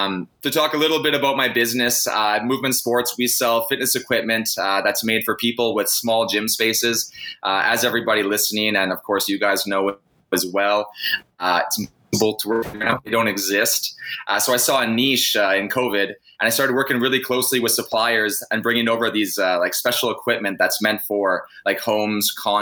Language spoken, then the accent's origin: English; Vancouver, British Columbia, Canada; moved away as an adult; now in Toronto, Canada; Well, I moved from Vancouver to Toronto about 2.5 years ago, born and bred BC boy